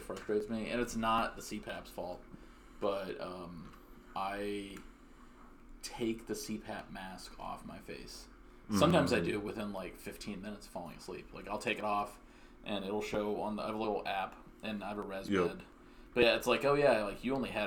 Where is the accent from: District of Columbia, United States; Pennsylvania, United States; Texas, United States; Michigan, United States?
Texas, United States; moved away; I'm from Texas